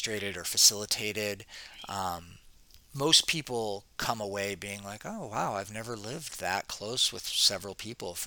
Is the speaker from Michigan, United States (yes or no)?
yes; Detroit, Michigan, United States; moved away as an adult; also born or lived in Arizona; now in Costa Rica; I grew up in Detroit city